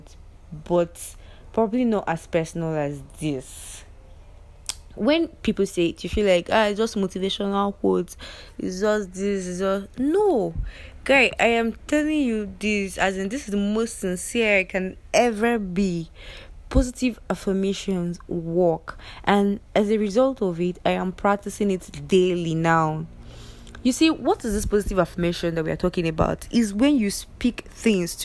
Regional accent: Igbo, Igboland, Nigeria; as a Nigerian, as an Igbo

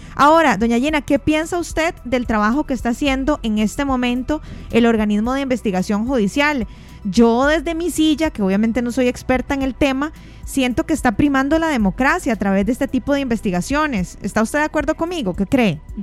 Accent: Costa Rica; nos hace sentirnos como costarricenses indignados

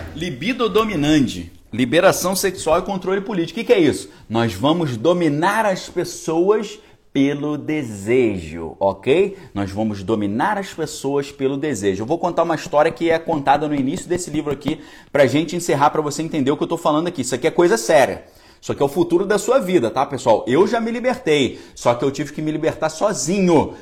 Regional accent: Niterói, Rio de Janeiro, Brazil; Eu fui criado em Niterói

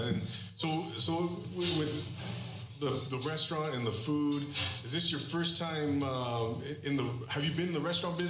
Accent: Rancho Cucamonga, California, United States; moved away; I grew up in Rancho Cucamonga down the street. You know, so this is my old stomping grounds, right? And it's nice to come back home

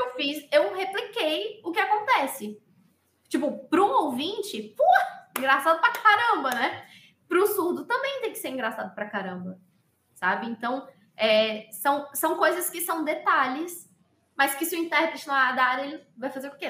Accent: Pernambuco, Brazil; eu tenho 27 anos, eu sou pernambucana

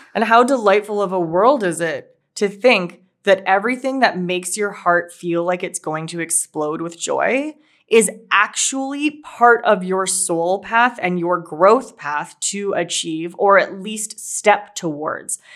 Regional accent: Winnipeg, Manitoba, Canada; we're from Winnipeg, Canada

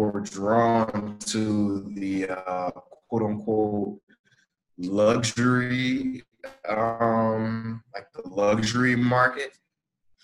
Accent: Detroit, Michigan, United States; moved away as an adult; now in Atlanta, United States; I'm actually originally from Detroit, Michigan

